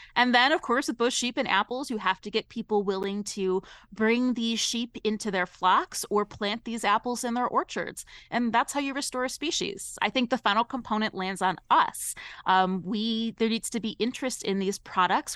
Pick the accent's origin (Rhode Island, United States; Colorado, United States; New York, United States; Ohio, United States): Ohio, United States; I'm from Ohio originally.